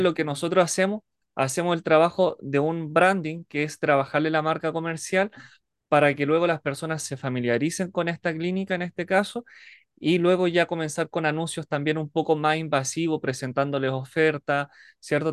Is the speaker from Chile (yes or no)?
yes; Alto Hospicio, Tarapacá, Chile; soy de Chile, específicamente la ciudad de Alto Hospicio, Iquique.